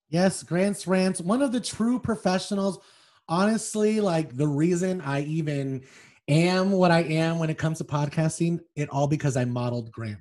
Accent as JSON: {"language": "English", "town": "Las Vegas", "region": "Nevada", "country": "United States", "said": "I'm from Vegas"}